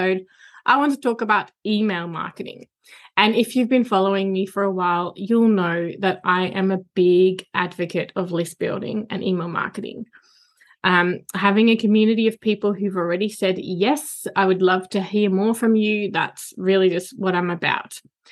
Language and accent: English; Netherlands; now in Australia; it's where I was born and where my entire family still lives